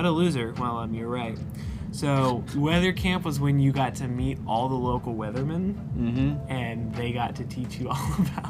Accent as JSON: {"language": "English", "town": "Oakland", "region": "Tennessee", "country": "United States", "moved": "yes"}